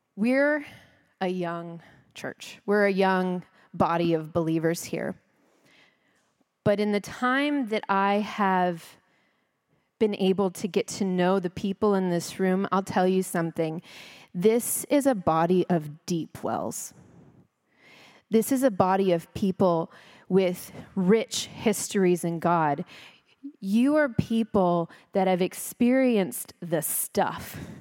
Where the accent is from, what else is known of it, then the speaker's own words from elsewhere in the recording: Texas, United States; also born or lived in California; now in Frisco, United States; I'm Christian because I'm American and I'm Texan